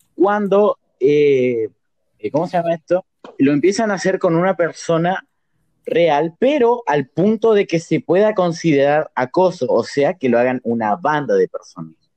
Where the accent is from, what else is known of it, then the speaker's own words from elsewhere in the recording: Formosa, Argentina; seamos de Formosa